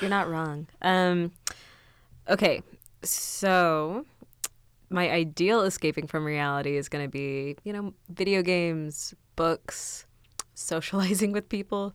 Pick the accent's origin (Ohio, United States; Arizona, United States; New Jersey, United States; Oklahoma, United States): Oklahoma, United States; south of Tulsa; moved away as an adult; now in Kansas, United States; I went to school in Tulsa, I grew up in, um, further south from there